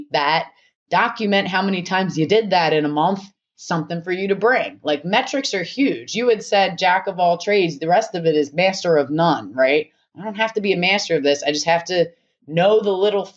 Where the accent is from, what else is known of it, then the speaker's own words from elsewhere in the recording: Philadelphia, Pennsylvania, United States; I'm from Philly. I grew up in like a hotbed of violence and anger